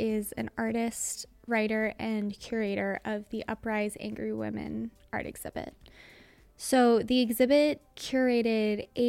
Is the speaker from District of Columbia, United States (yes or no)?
yes; Washington, District of Columbia, United States; This weekend, the Women's March on Washington landed in my hometown, Washington, D.C.